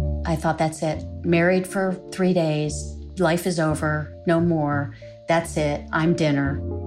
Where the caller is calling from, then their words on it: Arlington, Virginia, United States; I'm calling from Arlington, Virginia.